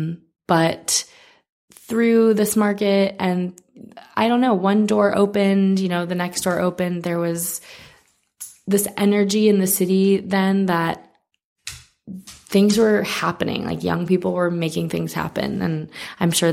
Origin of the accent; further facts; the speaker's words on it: New York, United States; moved away as an adult; also born or lived in California / Mexico City; I grew up in New York